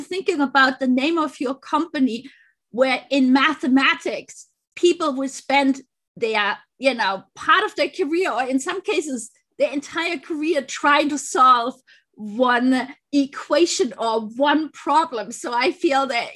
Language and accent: English; Germany; moved away as an adult; now in United States; I had my kids in the US. I'm originally from Germany